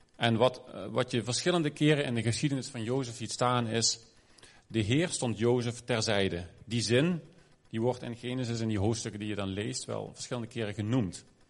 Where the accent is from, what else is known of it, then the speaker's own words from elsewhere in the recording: Maastricht, Limburg, Netherlands; moved away; Ik ben in Maastricht opgegroeid, voelde ook een beetje als een ander land.